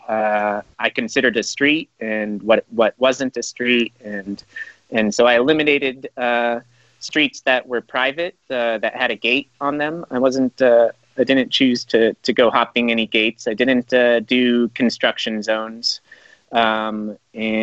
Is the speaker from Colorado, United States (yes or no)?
yes; Colorado, United States; He and I grew up together in Colorado.